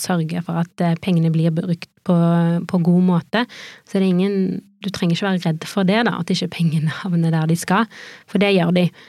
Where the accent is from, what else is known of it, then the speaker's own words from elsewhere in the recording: Haugesund, Rogaland, Norway; now in Oslo, Norway; jeg er oppvokst i Haugesund, ganske nærme sjøen